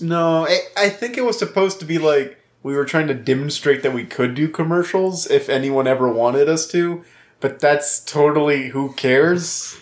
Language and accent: English; Louisiana, United States; moved away; I'm from Louisiana. People know I'm from Louisiana